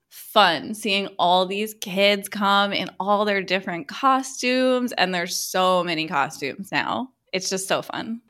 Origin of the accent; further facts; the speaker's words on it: Mid-Atlantic United States, United States; growing up in the Mid-Atlantic of the United States